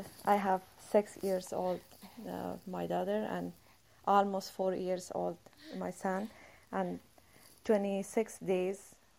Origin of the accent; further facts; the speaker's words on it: Afghanistan; English is a second language; moved away as an adult; now in Georgia, United States; I'm originally from Afghanistan. I have been here since 2014